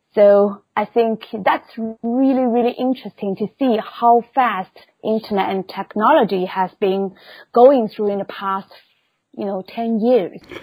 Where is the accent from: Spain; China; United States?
China; Shanghai; moved away; originally I was born in Shanghai of China.